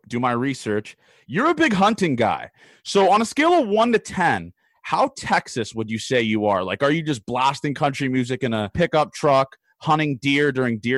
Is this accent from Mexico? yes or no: no; Canada; in Canada, I guess, especially where I'm from obviously the city